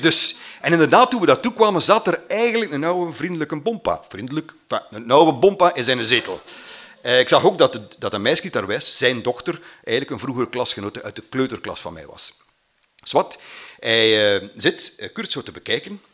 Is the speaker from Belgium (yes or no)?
yes; Mater, Flanders, Belgium; born or raised there